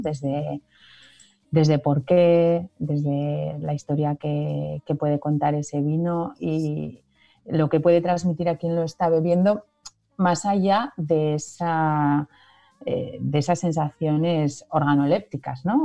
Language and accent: Spanish; San Martín de Unx, Navarre, Spain; aquí en mi pueblo, en San Martín